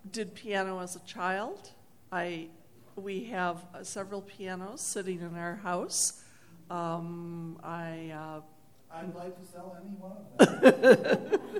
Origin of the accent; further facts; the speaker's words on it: Knoxville, Tennessee, United States; also born or lived in Spain; from Knoxville, Tennessee, and I studied piano as a child